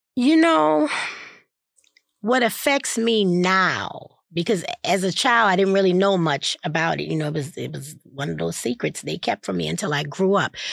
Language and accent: English; New Orleans, Louisiana, United States; I was born in New Orleans, brought home from the hospital to my grandmother and grandfather's